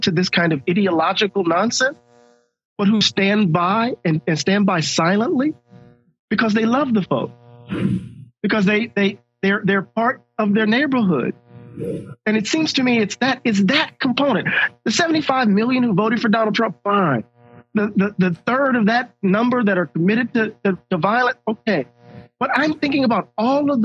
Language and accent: English; Mississippi, United States; I'm from Mississippi. That's what we say. Crazy as a Betsy bug